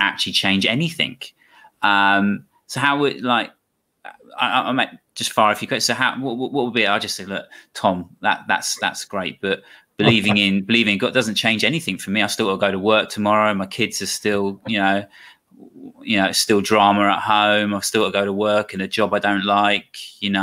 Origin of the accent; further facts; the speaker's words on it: Croydon, London, United Kingdom; I'm from Croydon.